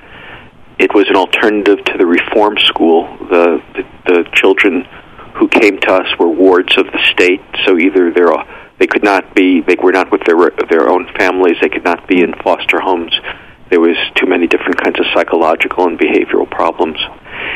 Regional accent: New York City, New York, United States; growing up in New York, born in New York City

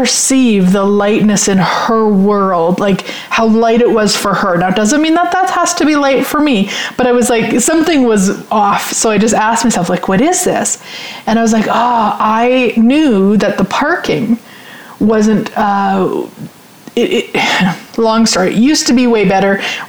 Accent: Sherwood Park, Alberta, Canada; I'm from Sherwood Park, so I'm familiar.

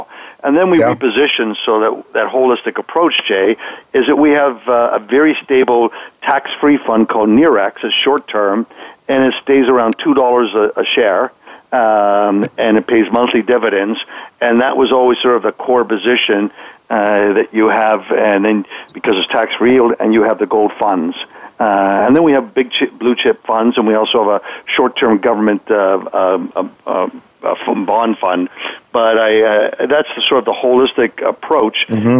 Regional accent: Canada; moved away as an adult; now in Texas, United States; And then in 1990, I moved from Canada down to Texas, so I became a Texcan.

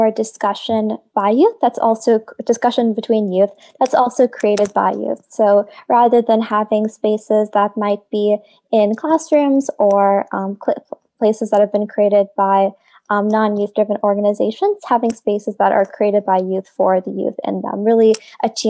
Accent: Chicago suburbs, Illinois, United States; I was born and raised in Chicago suburbs

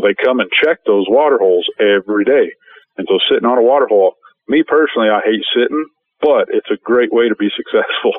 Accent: Colorado, United States; Colorado, I grew up in Colorado

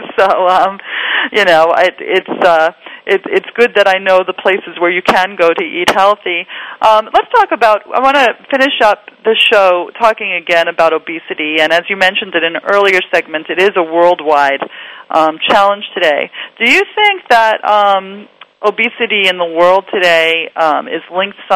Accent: New York, United States; moved away as an adult; now in Los Angeles, United States; I grew up in Queens

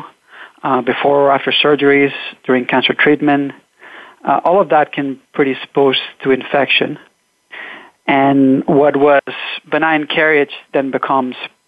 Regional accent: Catalonia, Spain; moved away as an adult; now in United States; I'm originally from Catalonia. I came to the U.S. to do my graduate study work.

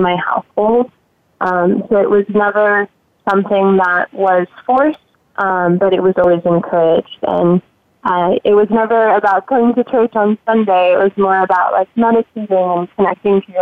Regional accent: Miami, Florida, United States; I grew up in Miami, Florida, and I love where I'm from

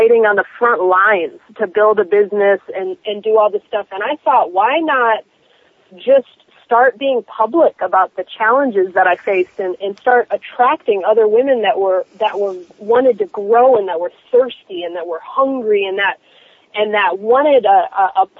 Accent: Miami, Florida, United States; I'm from Miami

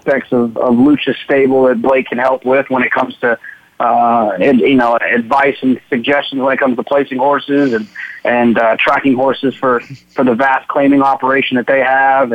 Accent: Dallas, Texas, United States; where I grew up in Dallas, Fort Worth.

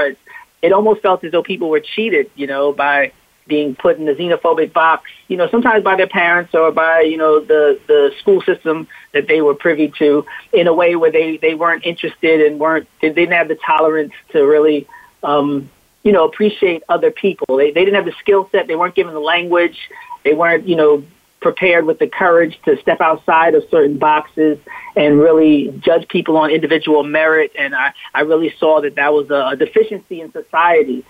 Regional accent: Montclair, New Jersey, United States; unique experience growing up in Montclair, New Jersey

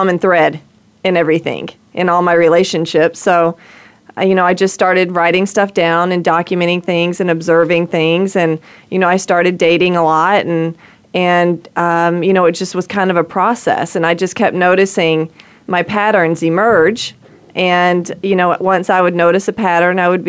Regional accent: rural Georgia, United States; moved away; I was born and bred in the South

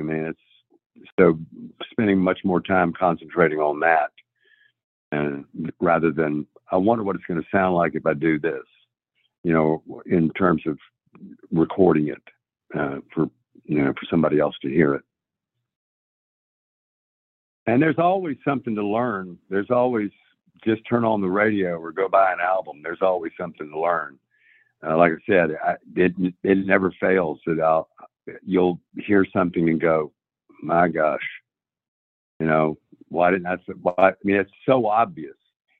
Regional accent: Nashville, Tennessee, United States; I'm from Nashville, Tennessee.

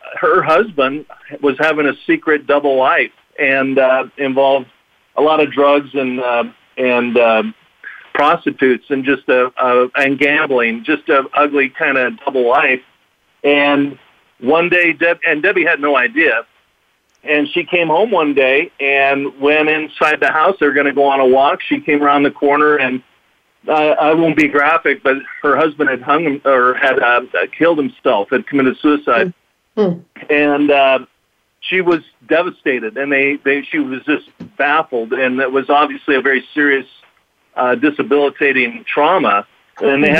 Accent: Southern California, United States; I'm from Southern California

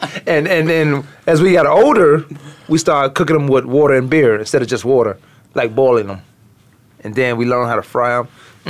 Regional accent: Virginia, United States; And I'm from Virginia.

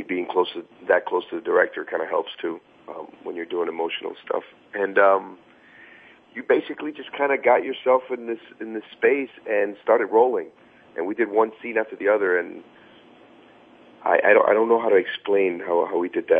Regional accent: Miami, Florida, United States; my teenage years were mostly in Miami

